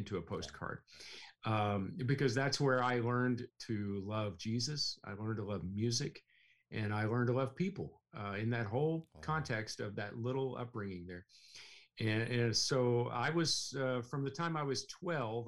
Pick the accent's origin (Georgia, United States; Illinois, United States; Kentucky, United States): Kentucky, United States; Russell Springs; growing up in Russell Springs, and I got to tell you, that's a beautiful place on Lake Cumberland